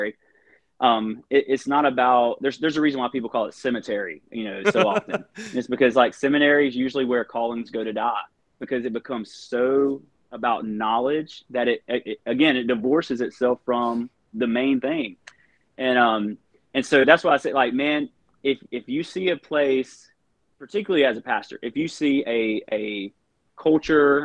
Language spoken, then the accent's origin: English; the Bible Belt, United States; we all grew up in the Bible Belt